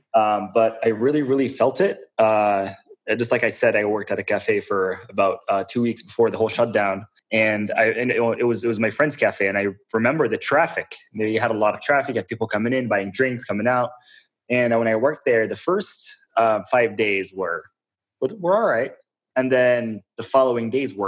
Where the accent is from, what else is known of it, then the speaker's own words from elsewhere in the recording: Jordan; also born or lived in Syria; born in Syria, raised in Jordan.